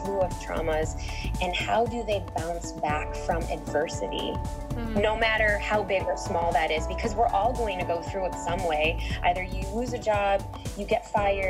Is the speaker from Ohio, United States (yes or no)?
no; Chicago, Illinois, United States; I was born and raised in Chicago, and to immigrant parents